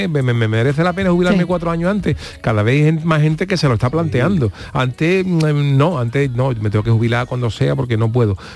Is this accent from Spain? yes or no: yes; Cádiz, Andalusia, Spain; moved away as an adult; now in Seville, Spain; yo soy de Cádiz, entonces yo me vine de Cádiz para acá para trabajar.